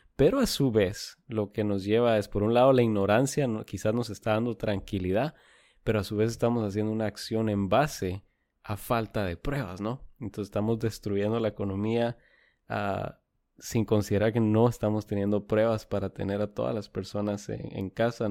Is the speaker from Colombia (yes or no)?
no; Guatemala; now in San Antonio, United States; yo nacido y crecido en Guatemala